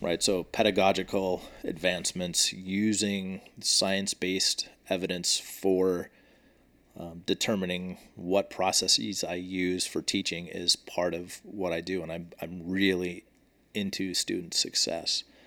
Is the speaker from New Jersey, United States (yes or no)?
no; Washington, United States; I grew up in Washington State